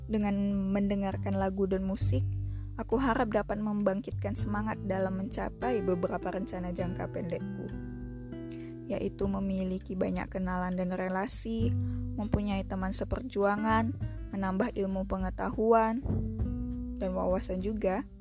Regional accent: Pekanbaru, Riau, Indonesia; also born or lived in Solo; Aku lahir di kota Solo, Provinsi Jawa Tengah, dan dibesarkan di kota Pekanbaru, Provinsi Riau.

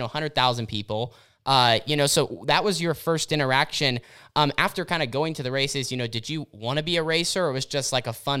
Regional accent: Oregon, United States; So growing up in Southern Oregon and, you know, through the family business, developing your own business

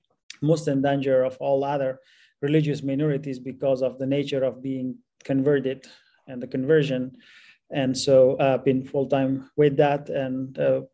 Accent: Afghanistan; moved away as an adult; I was born and raised in Afghanistan

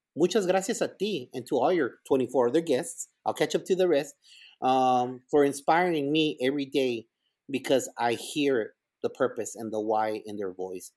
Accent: El Paso, Texas, United States; English is a second language; also born or lived in Ciudad Juarez, Chihuahua, Mexico; now in Garland, United States; we moved over from Ciudad Juarez to El Paso, Texas, and all the teachers there at Bonham Elementary

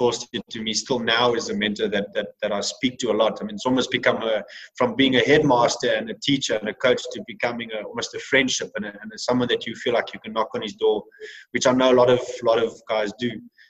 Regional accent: England, United Kingdom; because of the fact that I was English and I was a leader from the English side of things.

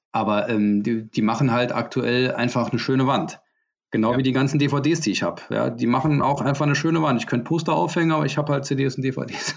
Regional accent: Saarbrücken, Saarland, Germany; bei uns in Saarbrücken

